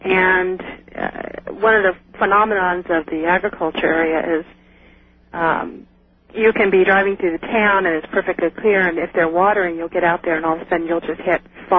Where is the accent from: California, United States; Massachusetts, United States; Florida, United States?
California, United States; Salinas; Well, I moved from Salinas about 5 years ago.